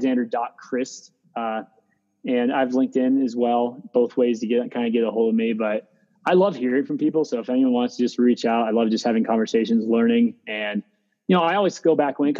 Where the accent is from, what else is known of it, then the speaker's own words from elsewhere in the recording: Meadville, Pennsylvania, United States; moved away; I'm from Western Pennsylvania, a small town called Meadville.